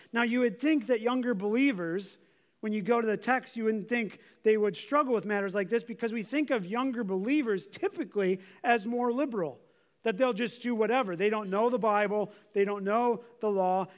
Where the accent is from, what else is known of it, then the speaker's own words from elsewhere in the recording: United States; As Americans